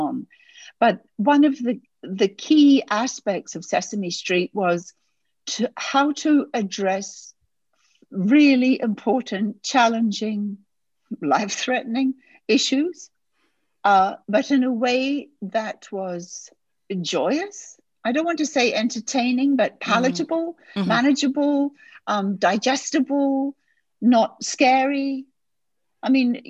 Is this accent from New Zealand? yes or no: yes; New Zealand; moved away as an adult; also born or lived in United Kingdom; I'm originally from New Zealand, which is where I grew up and was raised and so on. And at a fairly young age, I left for the UK